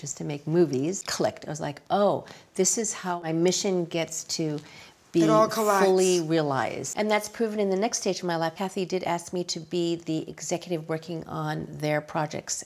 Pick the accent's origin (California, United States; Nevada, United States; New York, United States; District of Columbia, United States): New York, United States; Long Island; also born or lived in Queens, New York; a Jewish girl growing up on Long Island